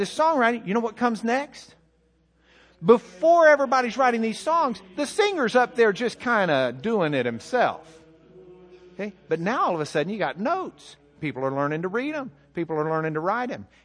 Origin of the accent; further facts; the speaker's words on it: Lubbock, Texas, United States; I'm from Lubbock